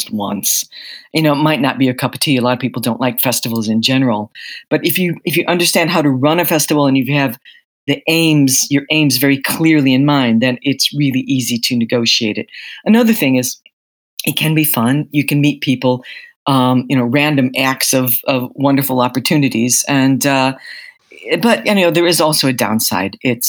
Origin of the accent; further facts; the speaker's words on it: United States; moved away as an adult; now in London, United Kingdom; I'm an American journalist. I've been living in London since the mid-80s.